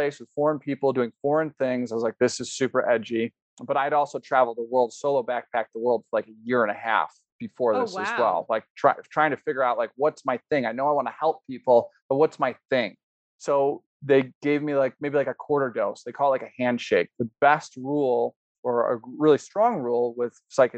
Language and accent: English; Chicago, Illinois, United States; now in Colorado, United States; growing up in Chicago with 1 or 2 dozen plants